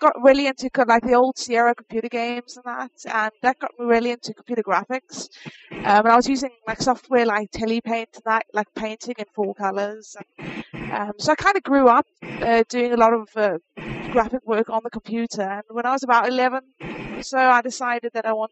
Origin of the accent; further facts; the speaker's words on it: South Africa; moved away as an adult; now in United States; I'm originally from South Africa, and I moved to the States at the beginning of this year.